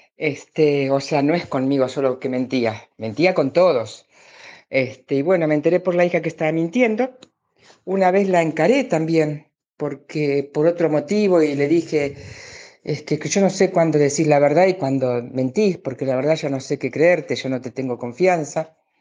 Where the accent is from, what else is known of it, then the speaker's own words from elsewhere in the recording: Argentina; yo soy de Argentina